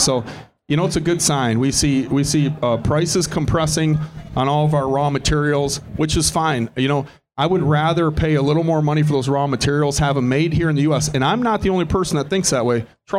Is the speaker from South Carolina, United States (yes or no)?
no; Detroit, Michigan, United States; We're from Detroit, where you make millions of things. You don't make hundreds or thousands. You know, so if I walk into suppliers in my hometown and I say I want 1,000, I don't register on their, they don't hear me.